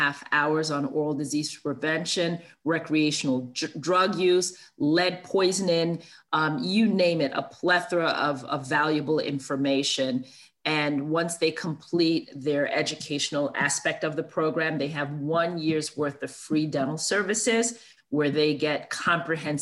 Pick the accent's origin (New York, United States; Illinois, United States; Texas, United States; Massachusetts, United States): New York, United States; New York City; I grew up in Brooklyn, New York, with a single parent mom